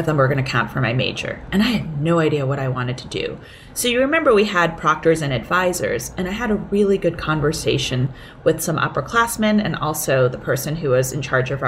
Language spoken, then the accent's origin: English; Boston, Massachusetts, United States; English is a second language; also born or lived in Hong Kong; I was 6 years old when we came from Hong Kong to Boston.